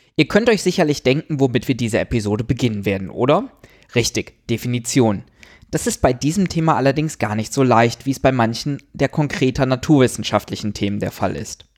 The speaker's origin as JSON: {"language": "German", "country": "Germany", "said": "bei uns in Deutschland"}